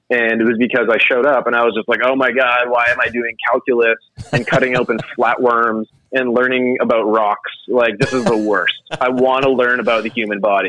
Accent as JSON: {"language": "English", "region": "Atlantic Canada", "country": "Canada", "tie": "born or raised there", "said": "I was a kid growing up in Atlantic Canada."}